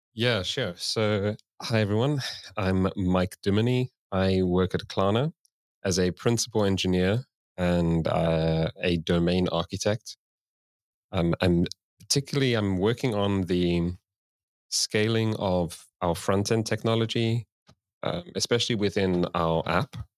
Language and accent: English; South Africa; moved away as an adult; now in Sweden; I moved to Sweden, um, because I'm originally from South Africa